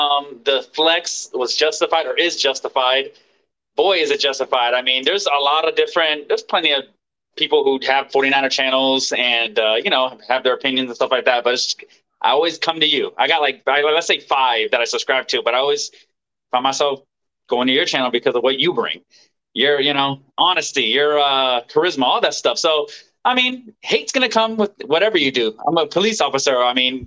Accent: Maryland, United States; I'm from Maryland.

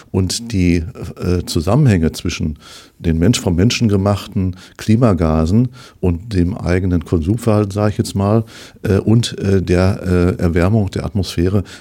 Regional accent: North Rhine-Westphalia, Germany; moved away as an adult; now in Dortmund, Germany; Ich komme aus Ostwestfalen gebürtig und war eigentlich schon, als ich in Ostwestfalen lebte

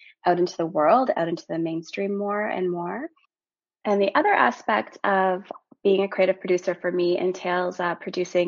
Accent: Timmins, Ontario, Canada; also born or lived in Porcupine, Ontario / Maple Ridge, British Columbia / Toronto, Ontario; I'm originally from Timmins, Ontario, which is a really small mining community in Northern Ontario. I grew up there until I was 12. And from there, I moved to British Columbia, a town called Maple Ridge

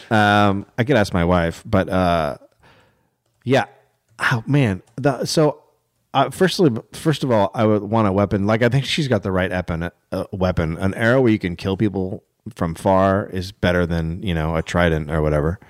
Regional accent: United States; I'm from America

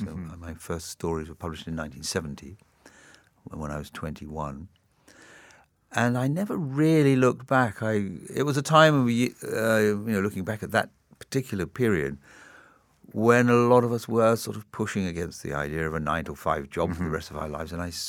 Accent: Tripoli, Tripoli District, Libya; also born or lived in Singapore; I grew up partially in Singapore between the ages of 3 and 6, and then for the next 6 years in North Africa, in Libya, in Tripoli.

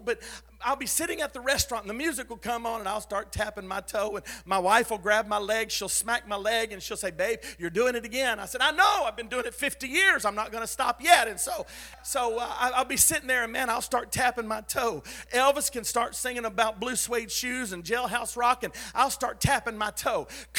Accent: Philippines; also born or lived in Texas; I said, no, I'm from Texas. I was raised in the Philippines. My parents were missionaries there.

